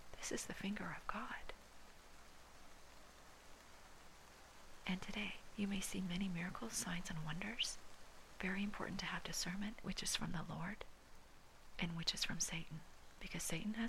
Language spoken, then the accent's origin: English; Hawaii, United States; I was born and raised in Hawaii, does not make me Hawaiian